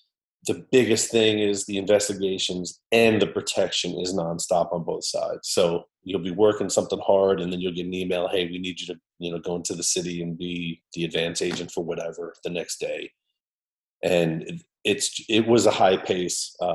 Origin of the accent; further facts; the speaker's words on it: New York, United States; moved away; also born or lived in St. Louis / Muscat, Oman; I'm from New York originally